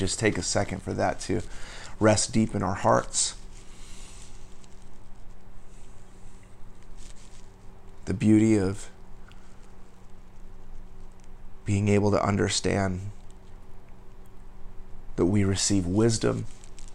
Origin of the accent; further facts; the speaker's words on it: United States; I was born and raised in the United States